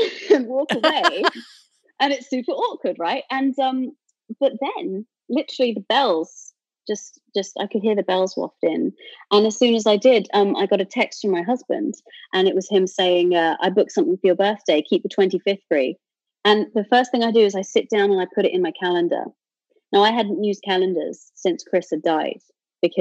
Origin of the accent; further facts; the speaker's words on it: United Kingdom; I'm a British atheist